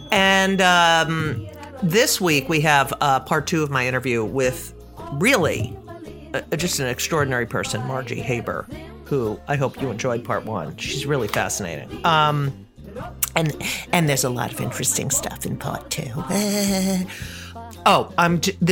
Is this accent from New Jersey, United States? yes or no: yes; near Avenel, New Jersey, United States; I'll be in Avenel, New Jersey, right by where I grew up